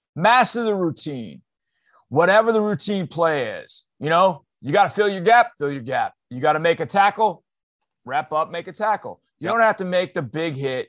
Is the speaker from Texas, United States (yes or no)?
yes; Houston, Texas, United States; my my hometown Houston